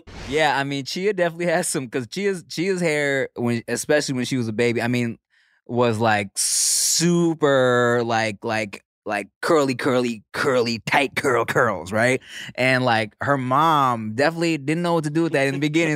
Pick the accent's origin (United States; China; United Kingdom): United States; Los Angeles, California; born or raised there; also born or lived in Billings, Montana